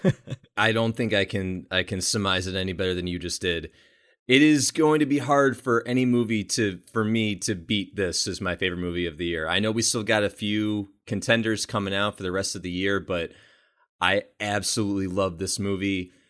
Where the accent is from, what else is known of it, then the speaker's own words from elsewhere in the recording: Buffalo, New York, United States; buffalo new york my hometown